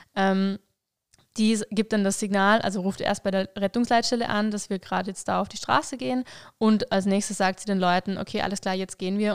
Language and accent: German; Vorarlberg, Austria; ich komme aus Vorarlberg, bin da aufgewachsen